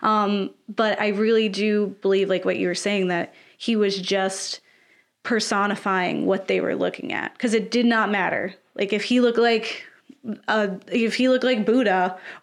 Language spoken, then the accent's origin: English; United States; as an American and a person of color in America.